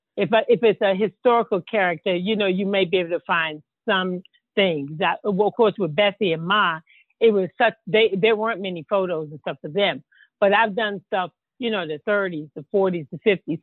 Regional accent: Baltimore, Maryland, United States; I'm from Baltimore, Maryland

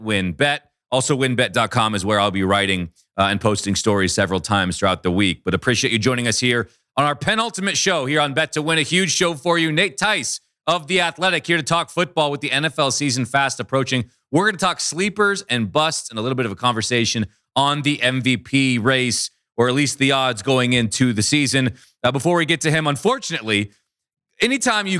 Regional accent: Bothell, Washington, United States; now in Las Vegas, United States; I'm from Bothell myself, so very close to Bellevue, just up 405.

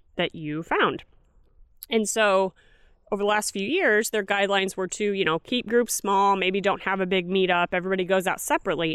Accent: Kirksville, Missouri, United States; I'm from Kirksville

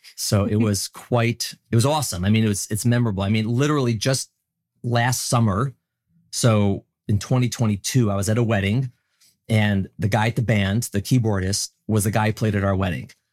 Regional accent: Chicago, Illinois, United States; moved away as an adult; also born or lived in New York; born and raised in Chicago, Illinois

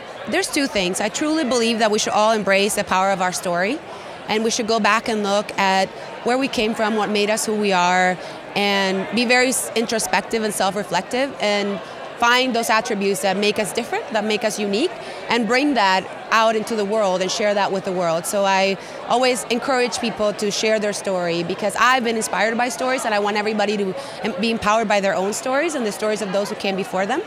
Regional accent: Colombia; now in United States; I grew up in Colombia in South America.

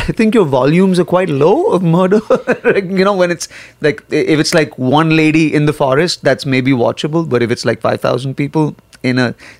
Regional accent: India; also born or lived in Nigeria; Like, I grew up in Nigeria and in India. So I grew up in Africa and in India.

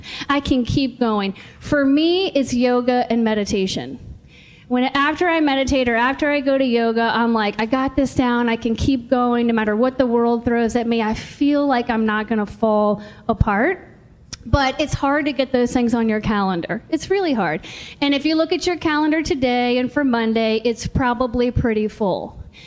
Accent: Richmond, Virginia, United States; I was born and raised in Richmond, Virginia, and I love Richmond, Virginia.

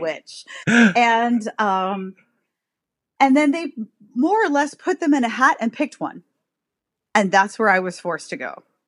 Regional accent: New York City, New York, United States; I grew up in New York City. I am one of those odd people who grew up in Manhattan

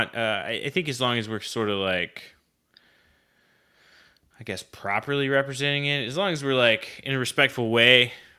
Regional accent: Oklahoma, United States; I grew up in Oklahoma

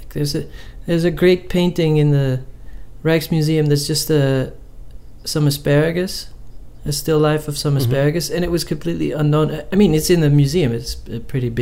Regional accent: Netherlands; moved away; growing up in the Netherlands

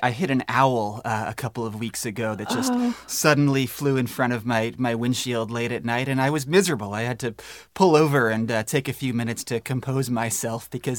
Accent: Northeast, United States; You know, I grew up in the Northeast, and, you know, our ponds were full of snapping turtles and leopard frogs

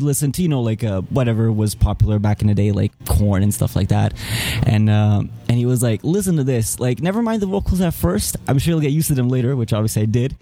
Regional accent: Serbia; moved away; also born or lived in Canada; I'm born in Serbia. Then in 94, my parents decided to come to Canada because of the complicated situation in the country. And after all that was settled and everything was back to normal, more or less, then we came back. So basically, I've kind of had like a half and half, growing up here and there

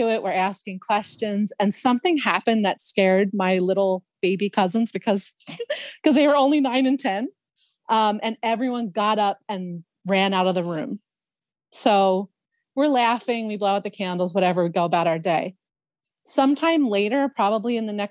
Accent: Philadelphia, Pennsylvania, United States; I grew up in Northeast Philadelphia

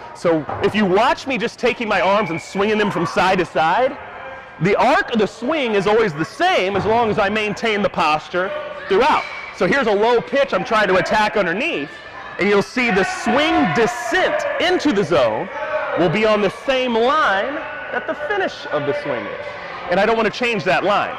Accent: Southern Illinois, United States; I grew up in Southern Illinois

